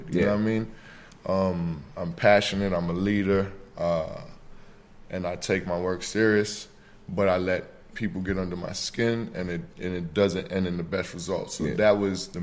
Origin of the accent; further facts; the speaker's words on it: New York City, New York, United States; now in Atlanta, United States; I'm originally from New York, the Bronx.